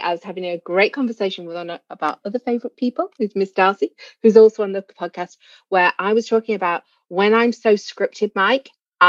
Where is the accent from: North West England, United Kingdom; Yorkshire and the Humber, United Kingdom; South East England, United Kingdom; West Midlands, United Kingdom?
North West England, United Kingdom; Manchester; accent: Mancunian; I was made to go to elocution lessons as a child because I come from North Manchester, which is, you know, quite a Mancunian accent.